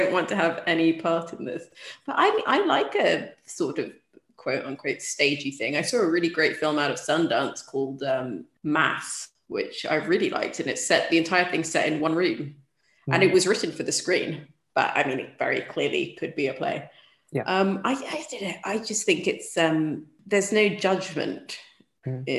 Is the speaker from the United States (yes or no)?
no; Sudan; moved away; growing up in Sudan, like, life was confined to very few locations